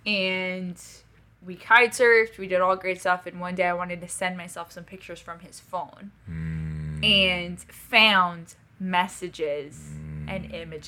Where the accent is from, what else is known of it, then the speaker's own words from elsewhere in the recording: Paris, Île-de-France, France; I, born and raised in Paris, France, to a French family, a very wealthy French family.